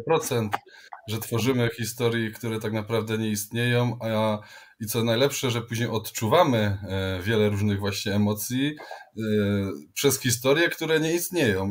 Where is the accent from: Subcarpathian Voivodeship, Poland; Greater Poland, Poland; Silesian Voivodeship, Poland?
Silesian Voivodeship, Poland; accent: Silesian; mówiliśmy do siebie jak najwięcej po śląsku